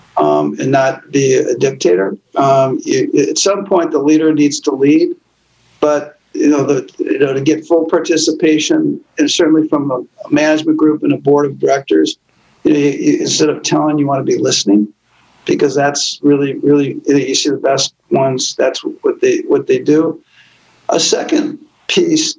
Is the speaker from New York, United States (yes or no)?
no; Minneapolis, Minnesota, United States; I grew up in Minneapolis, public schools, public college